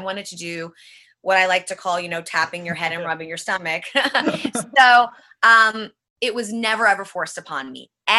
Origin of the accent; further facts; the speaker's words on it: New York City, New York, United States; now in California, United States; Born and raised Manhattan, New York